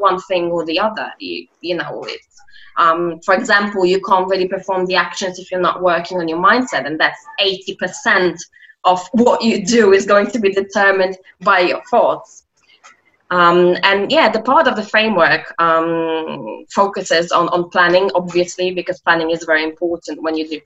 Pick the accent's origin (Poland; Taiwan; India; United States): Poland; moved away as an adult; now in London, United Kingdom; I'm originally Polish. Yes, I'm from Poland